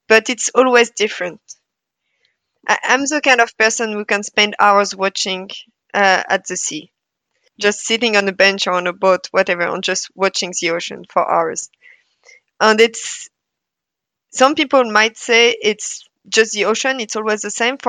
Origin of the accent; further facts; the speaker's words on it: Brittany, France; also born or lived in Paris, France / Bergen, Norway / Tromsø, Norway; now in Norway; I'm from Brittany, so west coast of France, so close to the sea.